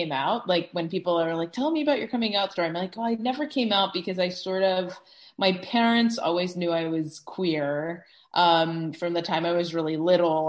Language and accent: English; New York City, New York, United States; I grew up in New York City